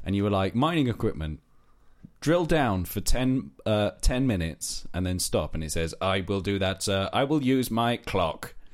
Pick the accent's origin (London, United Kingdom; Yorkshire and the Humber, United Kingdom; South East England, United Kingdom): London, United Kingdom; moved away; I grew up in South East London, so my T H's for a long time were f, fuzz